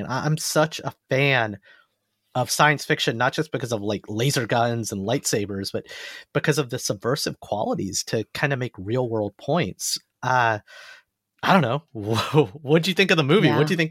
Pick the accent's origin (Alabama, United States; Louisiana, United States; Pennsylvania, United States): Alabama, United States; an Indian American boy who came from Alabama with a banjo on my knee.